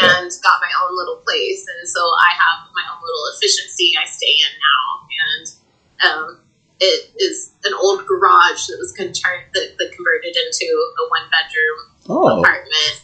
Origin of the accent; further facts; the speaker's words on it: Canyon, Texas, United States; also born or lived in Amarillo, Texas; So I am from Amarillo, Texas. My family relocated here from South Texas before I was a year old, so this is really the only place that I've ever known. And I grew up here and went to school in Canyon